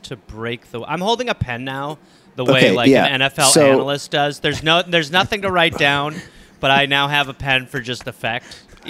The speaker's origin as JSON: {"language": "English", "town": "Milwaukee", "region": "Wisconsin", "country": "United States", "said": "I'm from Milwaukee"}